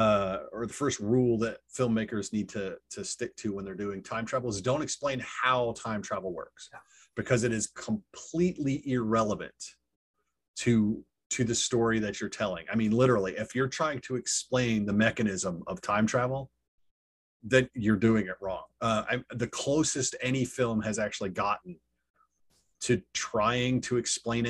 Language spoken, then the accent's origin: English; United States; I'm American